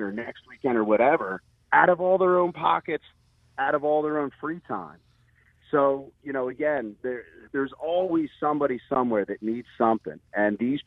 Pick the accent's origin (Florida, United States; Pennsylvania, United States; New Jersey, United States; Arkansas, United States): Pennsylvania, United States; Levittown; growing up in Pendle and Levittown